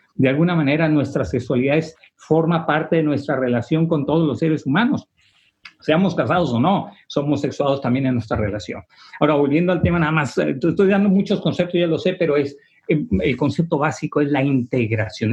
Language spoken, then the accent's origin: Spanish; Tijuana, Baja California, Mexico; moved away as an adult; also born or lived in Rome; now in San Antonio, United States; soy de Tijuana, de México